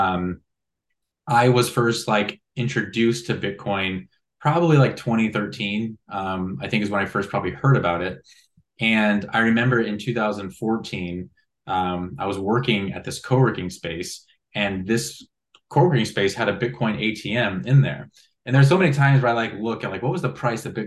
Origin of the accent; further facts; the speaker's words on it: Illinois, United States; I already mentioned a really small town in the state of Illinois